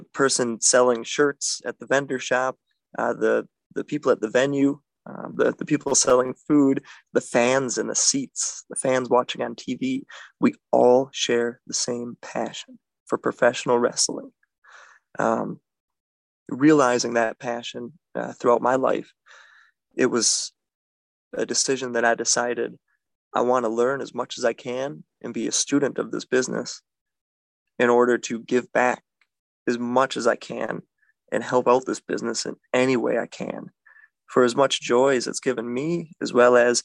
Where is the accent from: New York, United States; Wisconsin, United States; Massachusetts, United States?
Wisconsin, United States; Milwaukee; I am from Milwaukee